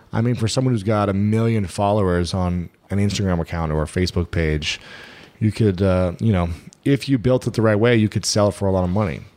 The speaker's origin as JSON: {"language": "English", "region": "Ohio", "country": "United States", "said": "I'm from Ohio."}